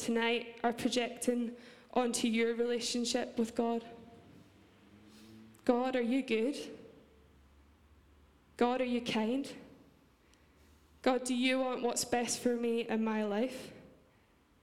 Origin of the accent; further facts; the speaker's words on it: Scotland, United Kingdom; accent: Scottish; my Scottish accent